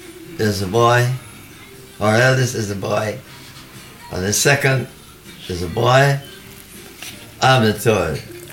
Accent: Georgetown, Demerara-Mahaica, Guyana; moved away as an adult; now in New York, United States; I was born in Georgetown, Guyana.

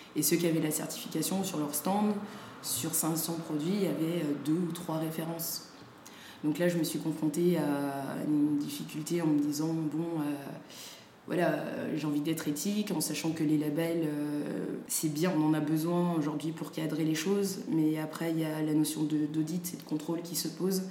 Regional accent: Saint-Étienne, Auvergne-Rhône-Alpes, France; also born or lived in Dakar, Senegal; j'ai grandi à Saint-Étienne, au euh, Sénégal euh, les étés.

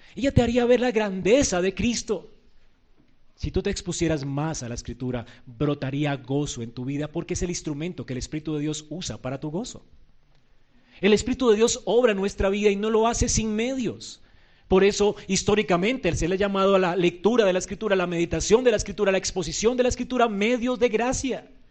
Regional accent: Colombia; Nosotros no somos judíos, somos colombianos, gentiles

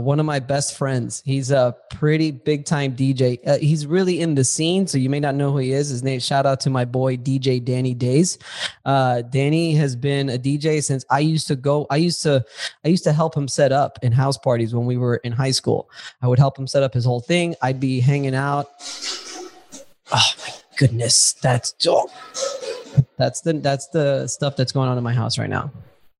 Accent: Miami, Florida, United States; I'm from Miami and we used to go to South Beach all the time. And forget, even before South Beach in high school, we used to have flyers.

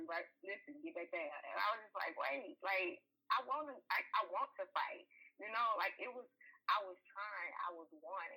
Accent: Texas, United States; moved away as an adult; I'm from Texas

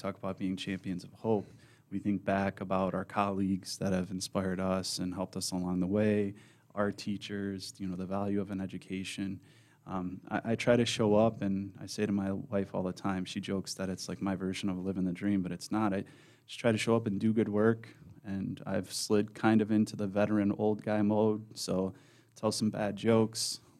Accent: Madison Heights, United States; And So I grew up in Madison Heights. I went to the Lanphier District.

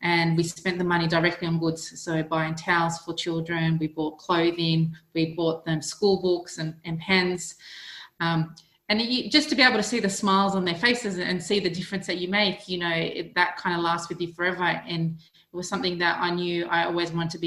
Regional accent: Australia; accent: Australian; moved away as an adult; now in United Kingdom; You may recognise my accent as being Australian because that's where I'm from. I was born in Australia and I migrated over here last year

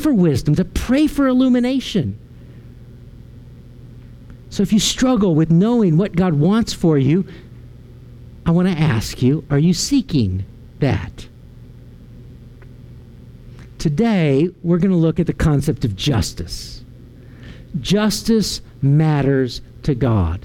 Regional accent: Arlington, Virginia, United States; moved away; also born or lived in Waco, Texas; I was driving home from Waco all the way to Arlington, Virginia

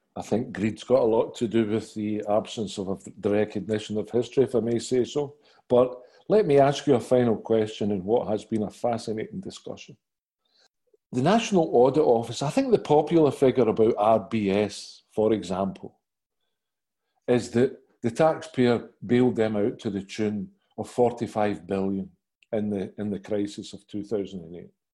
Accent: Glasgow, Scotland, United Kingdom; as a Glaswegian

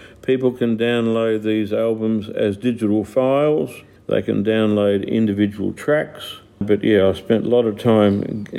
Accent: Melbourne, Victoria, Australia; now in Darwin, Australia; Oh, look, I came from Melbourne. So anybody listening to this would know about the traffic and the congestion in Melbourne.

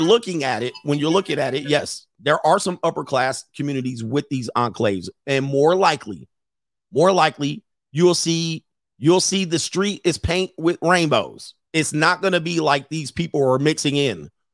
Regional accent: West Coast, United States; I grew up on the West Coast. West Coast

